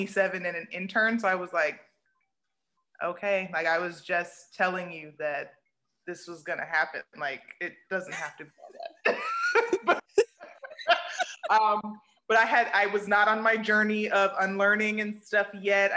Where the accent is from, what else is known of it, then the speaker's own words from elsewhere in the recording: United States; I'm still American, so I'm still raised in the container of America